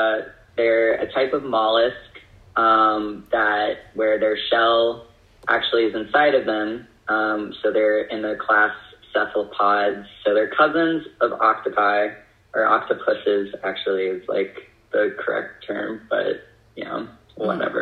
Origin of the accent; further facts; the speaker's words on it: San Diego, California, United States; So part of my childhood was spent growing up in Southern California. I spent a lot of time in San Diego, and being near the ocean, going to Scripps Aquarium